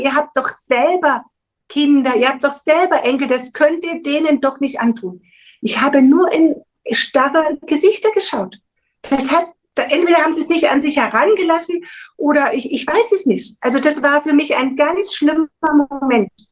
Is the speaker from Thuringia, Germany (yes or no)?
yes; Thuringia, Germany; moved away; also born or lived in Baden-Württemberg; Ich komme ursprünglich aus der DDR, bin in Thüringen geboren.